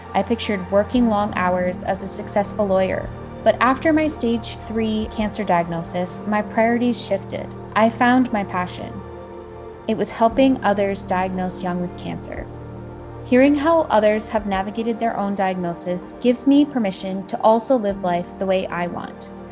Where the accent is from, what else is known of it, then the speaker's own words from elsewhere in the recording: Toronto, Ontario, Canada; living in Toronto, Canada, which is my hometown